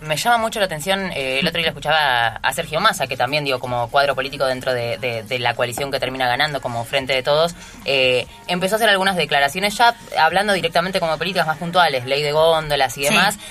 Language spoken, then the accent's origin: Spanish; Argentina; como argentino como latinoamericanos, en nuestra patria grande